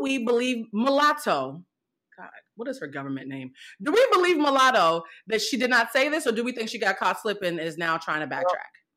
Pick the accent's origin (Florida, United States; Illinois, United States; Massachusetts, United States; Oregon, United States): Massachusetts, United States; Boston; I grew up in Boston in a predominantly black neighborhood